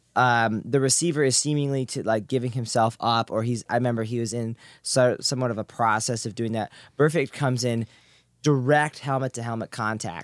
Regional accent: Seattle, Washington, United States; I am from Seattle

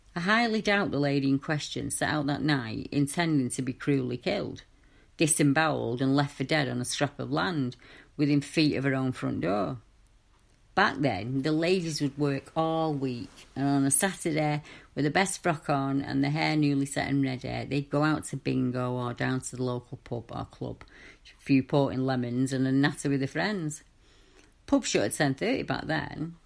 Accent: Manchester, North West England, United Kingdom; I grew up in Manchester in the 70s and 80s and 90s, and I was a young lass

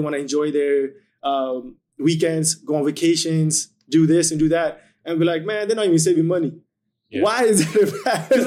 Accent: India; now in Edmonton, Canada; moved to India for ten years

